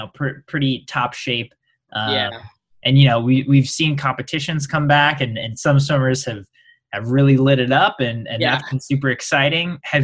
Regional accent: Midwest, United States; now in Texas, United States; I'm from the Midwest. I live in Texas now

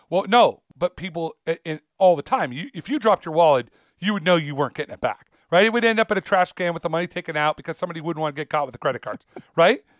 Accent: United States

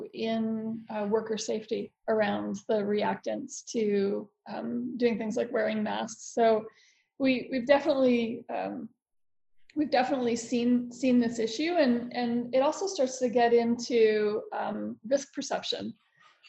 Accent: Florida, United States; I'm also American and I'm from Florida

